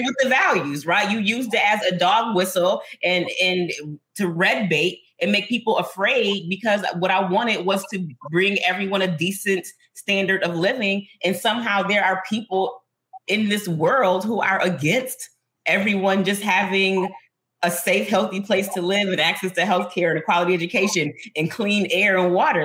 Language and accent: English; Buffalo, New York, United States; This is my hometown. I love it here.